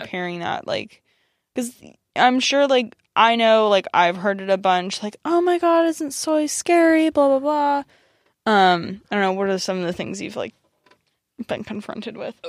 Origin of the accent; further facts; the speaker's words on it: United States; growing up being Iranian American